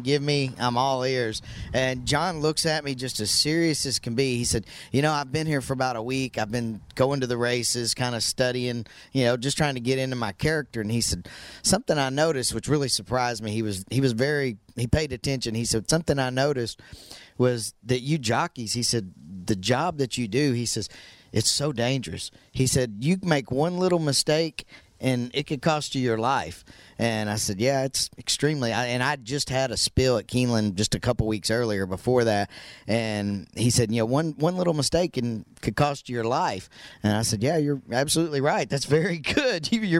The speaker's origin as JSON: {"language": "English", "town": "Hot Springs", "region": "Arkansas", "country": "United States", "tie": "born or raised there", "also_born_or_lived": "Texas", "moved": "as an adult", "said": "working at Oaklawn Park, which is my hometown, Hot Springs, Arkansas."}